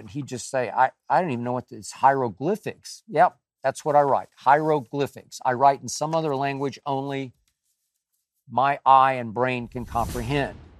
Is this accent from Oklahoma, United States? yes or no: yes; Oklahoma City, Oklahoma, United States; moved away; a little town up toward Tulsa from Oklahoma City where I grew up